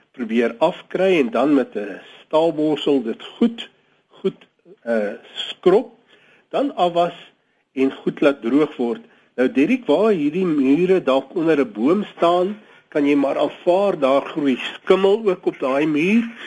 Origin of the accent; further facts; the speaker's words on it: South Africa; ons as Suid-Afrikaners